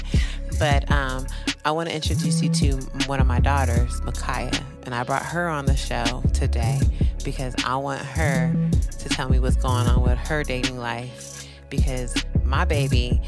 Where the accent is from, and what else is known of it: California, United States; born or raised there